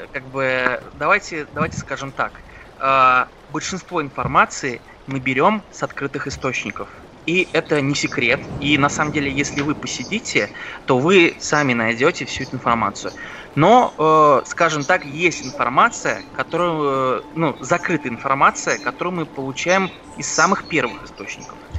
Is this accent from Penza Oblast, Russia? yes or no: yes; Penza, Penza Oblast, Russia; moved away; раньше я жил в городе Пенза собственно, откуда я родом